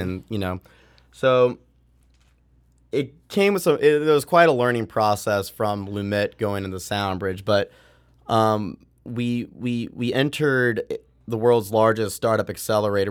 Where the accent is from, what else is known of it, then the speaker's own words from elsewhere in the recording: Boston, Massachusetts, United States; growing up in Boston, there's a, there's a music production school called Maven there